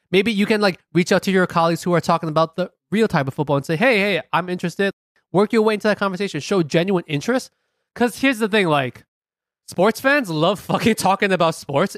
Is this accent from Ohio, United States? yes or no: no; New York City, New York, United States; we're very happy being American, proud Americans, proud New Yorkers